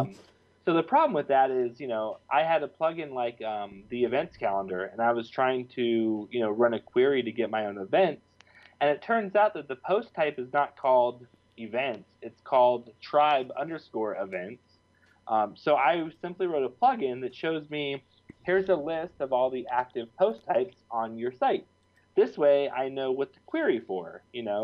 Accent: Reno, Nevada, United States; I grew up with in Reno, Nevada

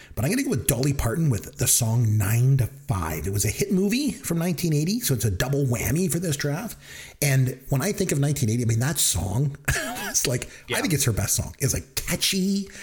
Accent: Canada; we're from Canada and it's cold

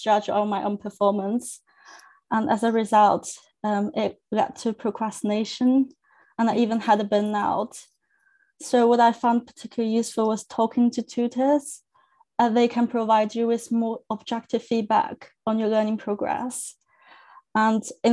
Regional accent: China; first language Chinese; English is a second language; moved away as an adult; now in United Kingdom; So my first language is Chinese. I'm from China and I came to UK to study.

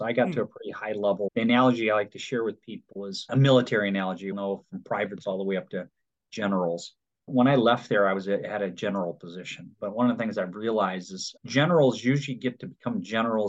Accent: Detroit, Michigan, United States; I'm from Detroit, originally from Michigan.

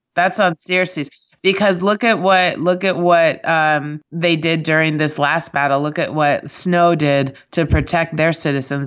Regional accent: Kansas City, United States; now in New York, United States; I grew up in Kansas City

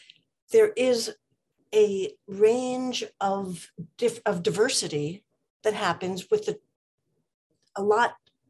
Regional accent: East Coast, United States; moved away as an adult; now in Oak Park, United States; I came from the East Coast and came out here back in 81 and settled in Oak Park once I got married about 6-7 years later.

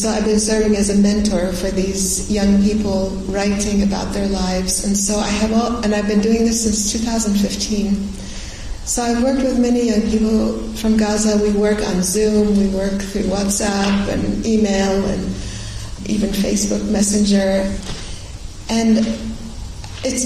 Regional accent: Beirut, Beirut Governorate, Lebanon; moved away; also born or lived in Syria; I was actually born in Syria. Then when I was a baby, we moved to Lebanon, to Beirut, and I had my childhood

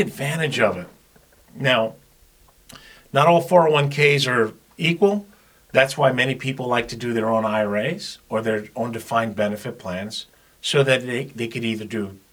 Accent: New York, United States; now in Jupiter, United States; I speak fast because I'm originally from New York, but I so love living in Florida

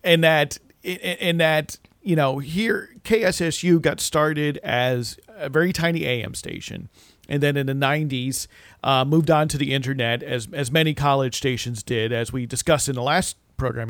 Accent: New Jersey, United States; as a kid growing up in New Jersey in the 80s

